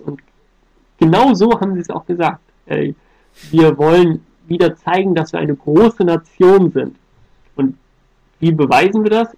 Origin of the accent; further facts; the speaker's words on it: Germany; als Deutscher